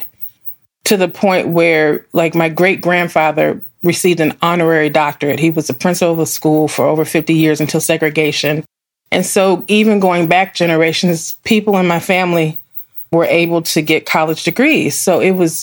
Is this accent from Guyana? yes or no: no; Midwest, United States; being raised in the same town I was raised from